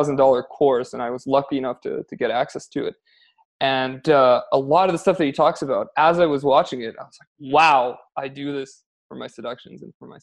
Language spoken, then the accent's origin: English; Canada; accent: Canadian; moved away as an adult; also born or lived in Spain / Amsterdam / Armenia; now in Poland; I'm Canadian, as you can probably tell from my accent